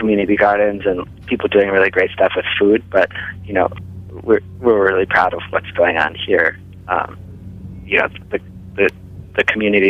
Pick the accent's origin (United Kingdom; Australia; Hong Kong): United Kingdom; England; also born or lived in New York; now in Minnesota, United States; I was born in Minnesota, but I grew up in England and then lived in New York.